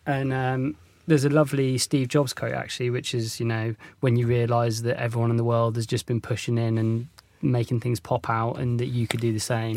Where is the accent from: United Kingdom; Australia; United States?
United Kingdom; North Devon, South West England; when I was growing up in North Devon